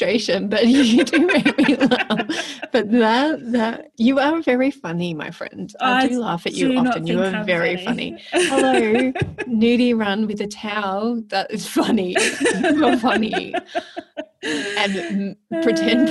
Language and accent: English; Melbourne, Victoria, Australia; moved away; I love my hometown